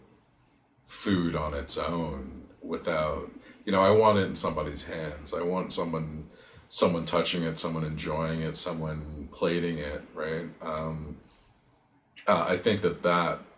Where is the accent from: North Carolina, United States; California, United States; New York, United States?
New York, United States; New York City; also born or lived in Queens, New York; I was born in Queens, but I've lived in Brooklyn for most of my life